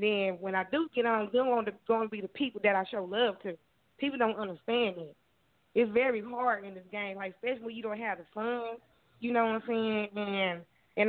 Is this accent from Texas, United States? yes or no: yes; Texas, United States; I'm from Texas. That's where I'm from.